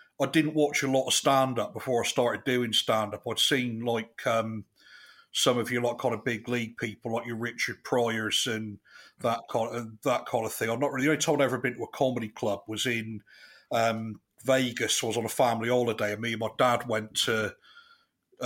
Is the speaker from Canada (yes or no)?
no; Chippenham, South West England, United Kingdom; I'm from Chippenham, which is in the southwest of England